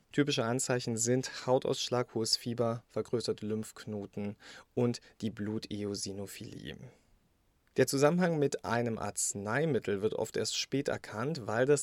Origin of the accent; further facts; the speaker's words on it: Brandenburg, Germany; Brandenburg, mein Heimatbundesland.